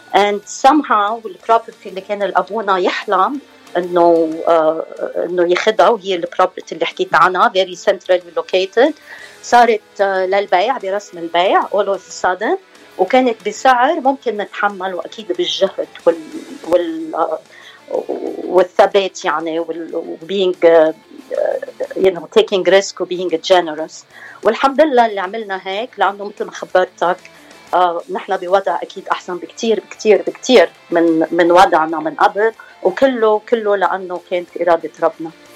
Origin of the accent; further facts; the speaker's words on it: Hammana, Mount Lebanon, Lebanon; moved away as an adult; now in Orange County, United States; من بلدة كتير حلوة بلبنان اسمها حمانة هي بجبل لبنان قضاء بعبدة